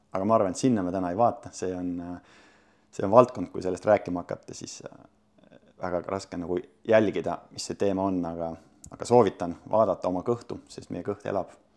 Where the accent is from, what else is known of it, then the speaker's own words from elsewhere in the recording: Sindi, Pärnu County, Estonia; ma olen Sindist pärit, Sindis kasvanud, käinud koolis